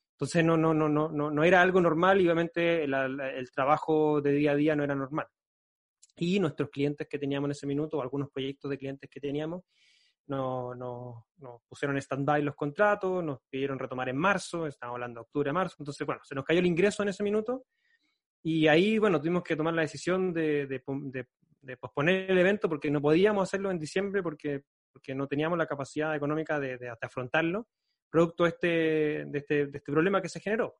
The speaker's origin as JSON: {"language": "Spanish", "town": "Concepción", "region": "Biobío", "country": "Chile", "said": "yo soy de Concepción, queda como a 5 o 6 horas de viaje en, en, en, auto."}